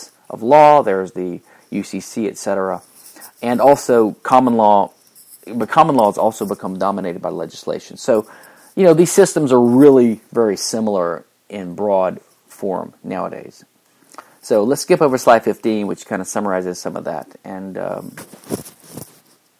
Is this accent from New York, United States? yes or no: no; Louisiana, United States; moved away; I came from Louisiana, which is the only civil law state in the U.S.